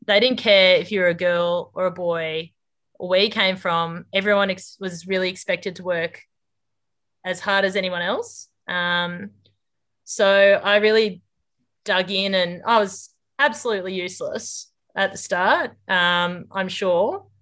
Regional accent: Corindi, New South Wales, Australia; moved away as an adult; also born or lived in Armidale; now in Darwin, Australia; I grew up near Corindi, um, on a mixed farming place there with my parents

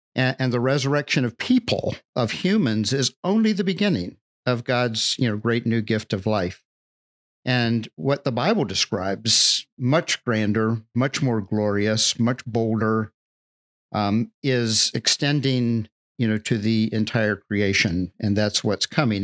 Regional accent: Deep South, United States; the culture that I grew up in in the Deep South

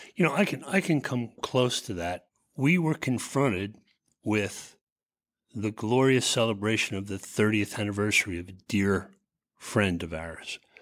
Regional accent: Philadelphia, Pennsylvania, United States; I grew up in the Philly area.

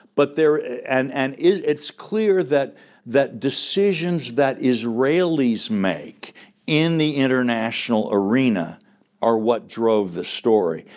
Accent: United States; I'm speaking as an American

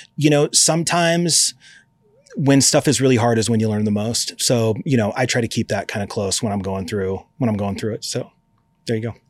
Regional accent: Eugene, Oregon, United States; I grew up in Eugene, Oregon.

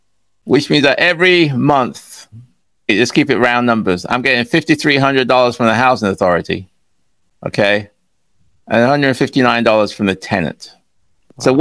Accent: England, United Kingdom; moved away as an adult; also born or lived in Ghana; now in United States; I was born in Ghana, and when I was 5 years old, my parents moved to England. So I lived in England for a while

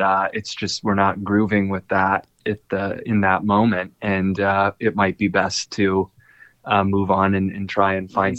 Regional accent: Minneapolis, Minnesota, United States; I'm from Minneapolis.

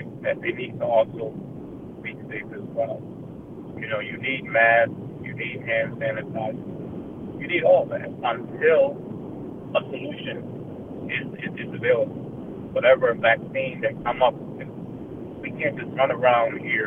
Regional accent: United States; as African American people

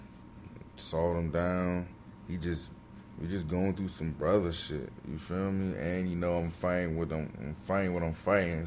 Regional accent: Bowie, Maryland, United States; I came from Bowie, Maryland

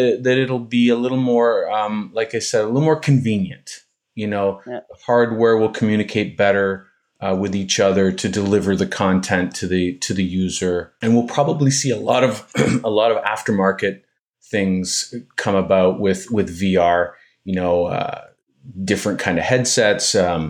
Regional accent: Ontario, Canada; now in Montreal, Canada; It's an area that I arrived to. I'm from Ontario originally, but I got here in the 80s. I just fell in love with this area, and I speak French.

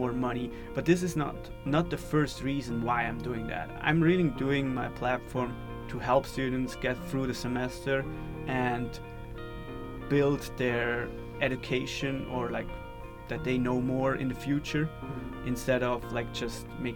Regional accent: Switzerland; moved away as an adult; now in Waco, United States; I'm from Switzerland. I came as an exchange student last fall to Baylor

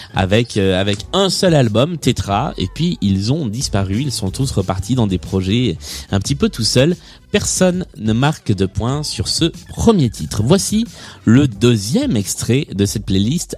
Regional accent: the South, southern France, France; je suis moi-même du Sud

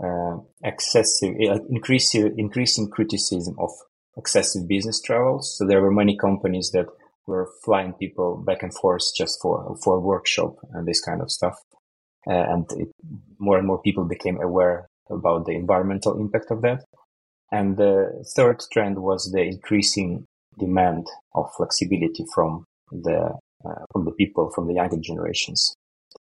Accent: Ukraine; moved away as an adult; now in Sweden; I'm originally from Ukraine, and I moved to Sweden for career reasons.

